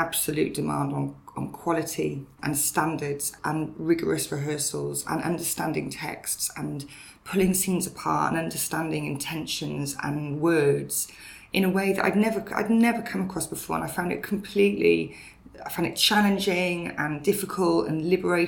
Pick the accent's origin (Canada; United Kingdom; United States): United Kingdom; Brecon Beacons, Wales; now in Dundee, United Kingdom; the journey to Dundee from where I grew up in Wales in the Brecon Beacons is quite a long one. I grew up in a very small Welsh village